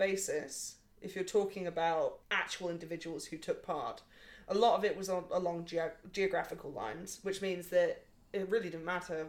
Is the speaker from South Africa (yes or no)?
no; England, United Kingdom; I'm English